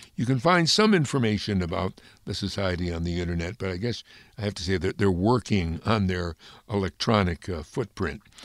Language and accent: English; Amsterdam, New York, United States; his native place, which is my native place, Amsterdam, New York